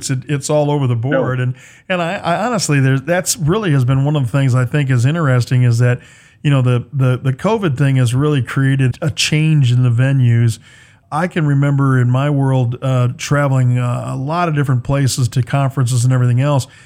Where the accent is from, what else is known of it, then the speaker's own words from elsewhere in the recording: Michigan, United States; I was from Michigan